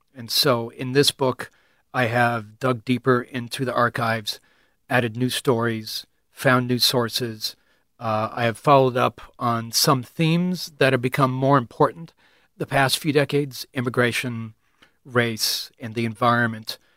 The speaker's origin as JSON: {"language": "English", "region": "California", "country": "United States", "moved": "as an adult", "lives_now": "Iowa, United States", "said": "I am from California"}